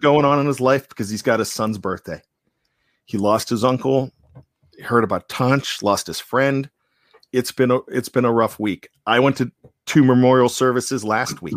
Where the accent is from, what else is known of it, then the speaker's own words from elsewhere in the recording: Johnstown, Pennsylvania, United States; born and raised in Johnston, went to college